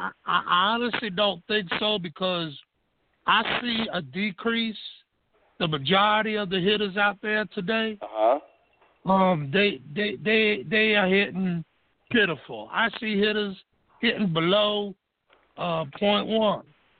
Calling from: Baton Rouge, Louisiana, United States; I'm calling from Baton Rouge, Louisiana.

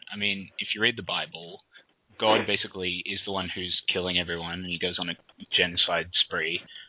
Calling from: Australia; I'm calling from Australia.

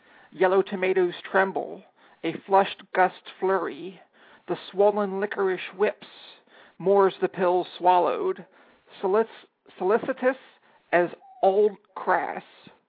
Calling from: Washington, District of Columbia, United States; I am in Anacostia, across the river from everything.

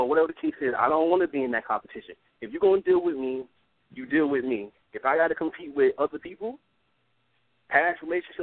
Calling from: New York City, New York, United States; I'm calling from Brooklyn, New York

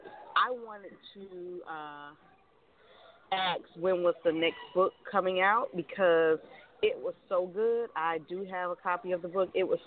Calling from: Sarasota, Florida, United States; I'm calling from Sarasota, Florida.

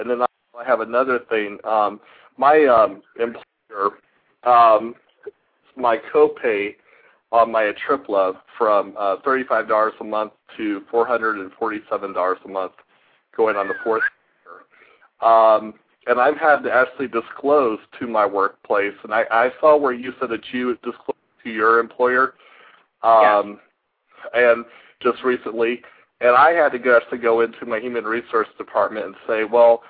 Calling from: Indiana, United States; I'm from Indiana.

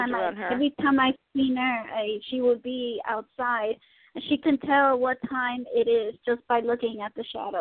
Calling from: Tennessee, United States; I'm calling from Tennessee.

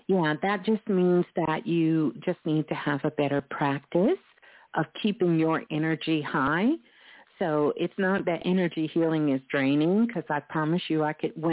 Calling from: Mississippi, United States; I am calling from Mississippi.

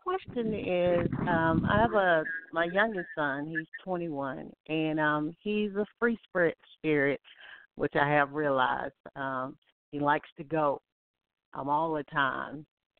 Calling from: Alabama, United States; This is …. I'm calling from Alabama.

